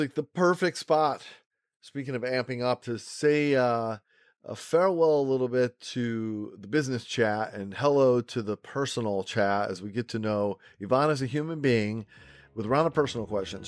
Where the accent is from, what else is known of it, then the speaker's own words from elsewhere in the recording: Rochester, New York, United States; I'm originally from Rochester, New York, and we have a saying in Rochester that's probably true in other places.